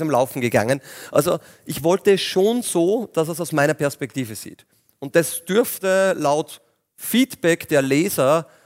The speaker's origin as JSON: {"language": "German", "town": "Linz", "region": "Upper Austria", "country": "Austria", "said": "Aber bin Linzer ähm, und sehr gern auch und habe noch einen großen Bauernhof in der Nähe in Strengberger auch."}